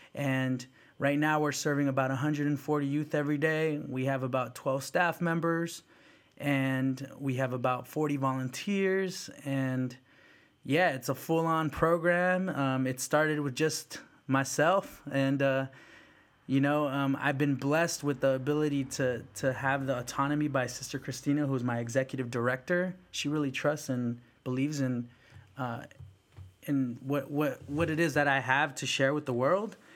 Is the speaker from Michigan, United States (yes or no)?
no; South San Francisco, California, United States; English is a second language; also born or lived in El Salvador / Mission District, San Francisco; folks that I grew up with in South City